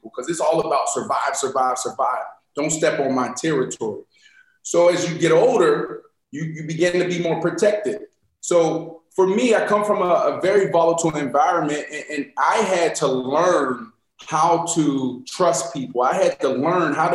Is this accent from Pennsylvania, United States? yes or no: yes; Pittsburgh, Pennsylvania, United States; moved away; I'm from Pittsburgh, Pennsylvania.